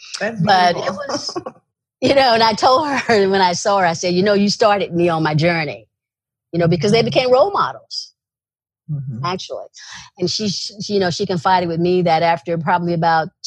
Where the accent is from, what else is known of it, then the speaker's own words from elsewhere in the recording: East St. Louis, Illinois, United States; moved away as an adult; I came from East St. Louis, Illinois, so I came from an environment where you're literally street savvy